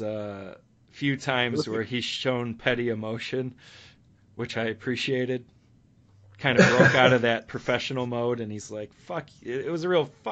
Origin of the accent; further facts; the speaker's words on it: United States; I'm American